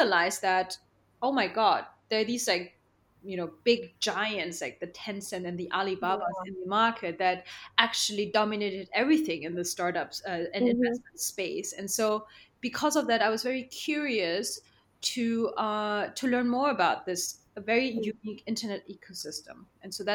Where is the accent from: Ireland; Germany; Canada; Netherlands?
Germany; also born or lived in Shanghai, China (family); my family is actually from Shanghai, but I was born in Germany